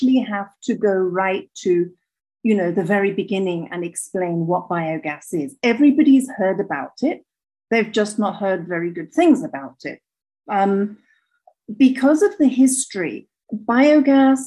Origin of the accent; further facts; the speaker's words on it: Kenya; moved away as an adult; now in Rwanda; I'm from Kenya.